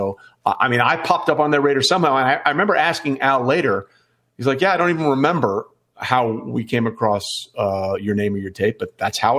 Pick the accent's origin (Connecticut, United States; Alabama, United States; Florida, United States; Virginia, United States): Connecticut, United States; Greenwich; moved away as an adult; also born or lived in Hong Kong / Binghamton, New York / Allentown, Pennsylvania / St. Louis, Missouri; when I was a kid growing up in Greenwich, Connecticut